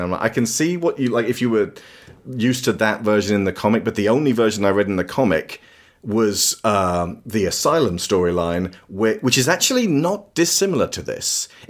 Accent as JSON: {"language": "English", "country": "United Kingdom"}